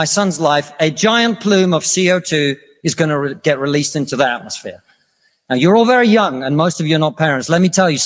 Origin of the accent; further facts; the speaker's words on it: Russia; now in United Kingdom; I come from Russia, which is not a poor country.